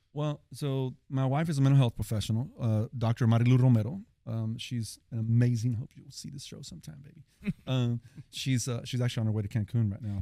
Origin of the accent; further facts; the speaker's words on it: Fort Worth, Texas, United States; we're from Poly, Southeast Fort Worth, been there our whole lives